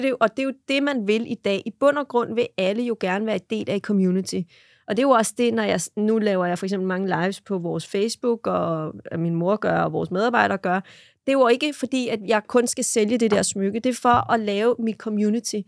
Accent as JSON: {"language": "Danish", "country": "Denmark", "said": "vi danskere"}